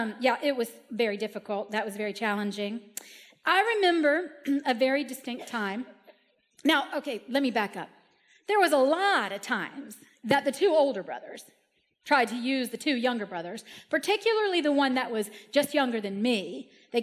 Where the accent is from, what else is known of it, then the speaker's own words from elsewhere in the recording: Key Largo, Florida, United States; I was raised in Key Largo.